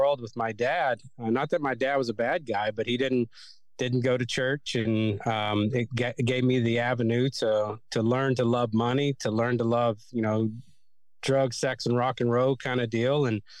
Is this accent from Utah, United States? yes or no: no; Kentucky, United States; And so growing up in Kentucky, there's a church on every corner of the streets.